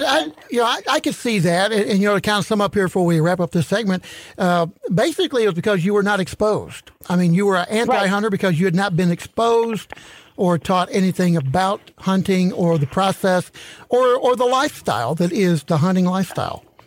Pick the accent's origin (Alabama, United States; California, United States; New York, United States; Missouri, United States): Missouri, United States; St. Louis; me growing up in St. Louis around the Gateway Arch